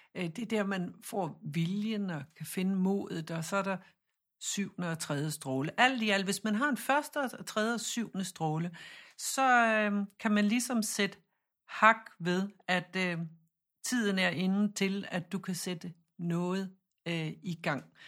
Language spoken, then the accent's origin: Danish; Jutland, Denmark; vi siger Chiron, fordi jeg er fra Jylland